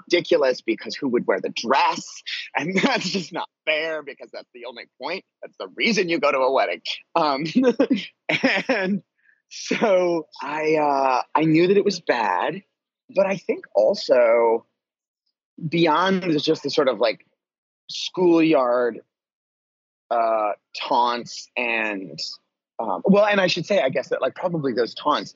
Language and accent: English; Vancouver, Washington, United States; moved away as an adult; also born or lived in New York / Egypt / Los Angeles / Portland; I was at a school in my hometown that was a really cool and unique place. It was called the Vancouver School of Arts and Academics